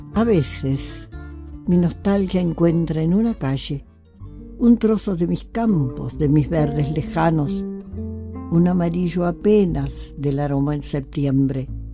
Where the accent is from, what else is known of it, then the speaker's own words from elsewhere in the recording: Concepción del Uruguay, Entre Ríos, Argentina; moved away; also born or lived in Buenos Aires; Nací en Concepción del Uruguay, Entre Ríos